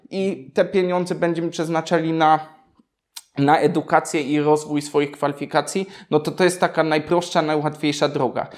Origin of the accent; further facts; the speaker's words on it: Poland; accent: Polish; mój niemiecki nie jest idealny, bo zawsze będzie słysa-, słyszał choćby ten polski akcent